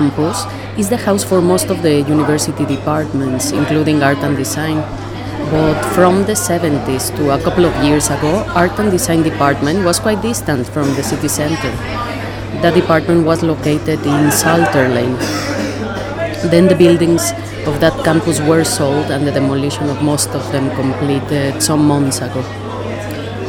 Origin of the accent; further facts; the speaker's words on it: Mexico City, Mexico; now in Sheffield, United Kingdom; I was born in Mexico City and have lived in Sheffield for 4 years